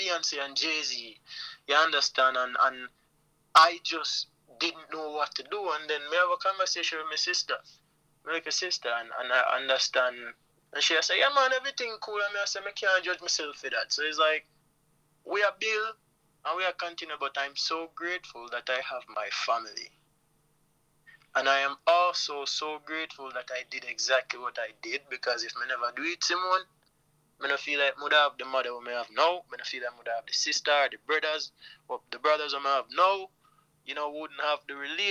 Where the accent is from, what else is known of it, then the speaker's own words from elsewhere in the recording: Jamaica; I am a Jamaican man